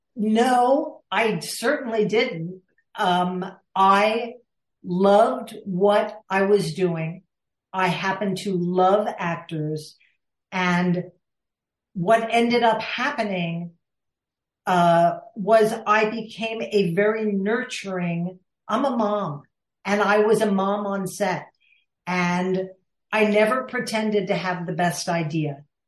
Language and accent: English; Villanova, Pennsylvania, United States; I grew up outside of Philadelphia in Villanova, Pennsylvania